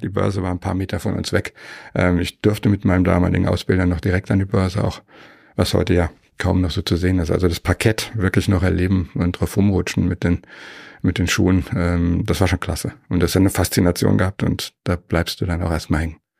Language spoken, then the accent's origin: German; Frankfurt am Main, Hesse, Germany; moved away as an adult; now in Weilheim in Oberbayern, Germany; geboren bin ich in Frankfurt, Frankfurt am Main.